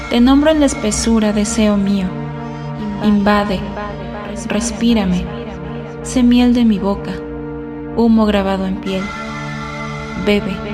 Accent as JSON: {"language": "Spanish", "region": "Mexico City", "country": "Mexico", "said": "tengo 27 años y soy de la Ciudad de México."}